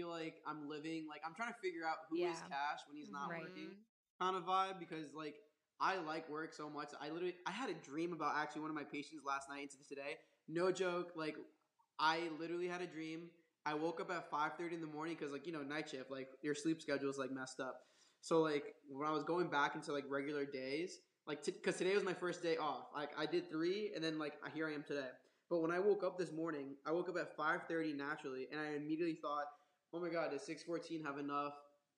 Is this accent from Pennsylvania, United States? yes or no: no; Long Island, New York, United States; also born or lived in Manhattan; now in New York City, United States; I'm originally from Long Island and then Manhattan